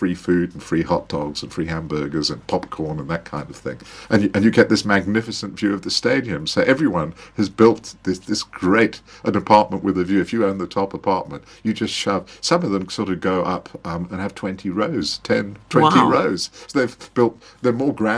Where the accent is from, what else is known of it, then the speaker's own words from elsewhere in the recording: South Africa; I'm from South Africa.